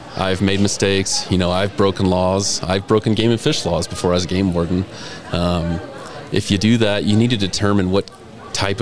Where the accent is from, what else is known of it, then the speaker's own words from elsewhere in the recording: Louisiana, United States; also born or lived in Kentucky / New York / Tennessee; now in Riverton, United States; I grew up in Louisiana.